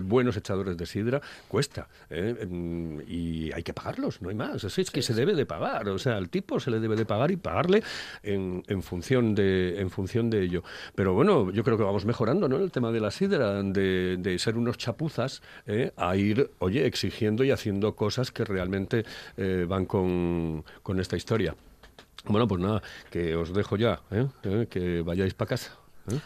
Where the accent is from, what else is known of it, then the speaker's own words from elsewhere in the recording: Asturias, Spain; somos los asturianos